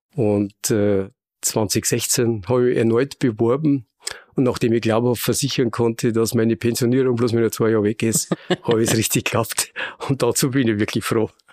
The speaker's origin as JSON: {"language": "German", "region": "Bavaria", "country": "Germany", "accent": "Bavarian", "said": "man hört ja an meinem Dialekt, so wo bayerisch gefragt ist, da bin ich daheim."}